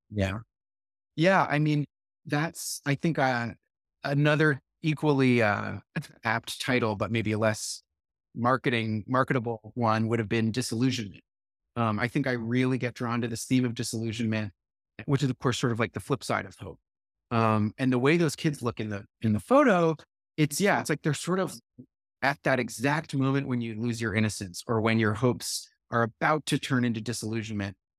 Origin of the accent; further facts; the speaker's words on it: Brookline, Massachusetts, United States; moved away as an adult; my hometown of Brookline, Massachusetts